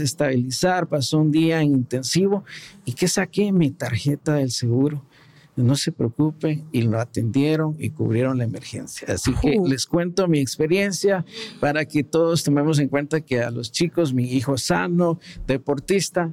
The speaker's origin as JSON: {"language": "Spanish", "country": "Guatemala", "said": "como guatemaltecos que somos bien solidarios"}